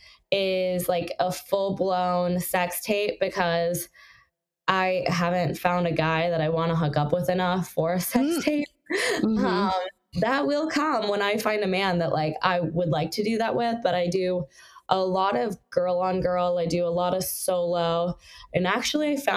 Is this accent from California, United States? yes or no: yes; Los Angeles, California, United States; I grew up in the South Bay, and in the South Bay, it's a little more conservative